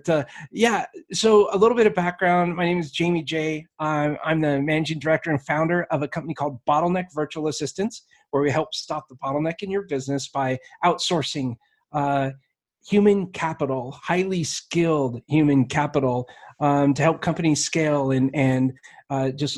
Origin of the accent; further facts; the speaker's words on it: Alaska, United States; now in Springfield, Missouri, United States; I grew up in Alaska